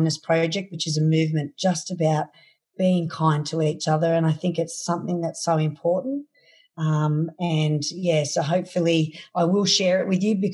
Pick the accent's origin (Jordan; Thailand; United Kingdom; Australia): Australia; from my hometown here to Sydney, which is 353 Ks